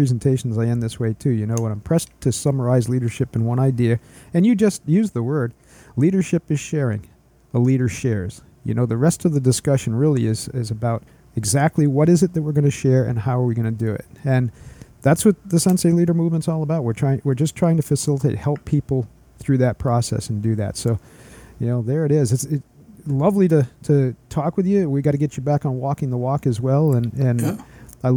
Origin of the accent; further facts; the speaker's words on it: Maine, United States; accent: Maine; my main accent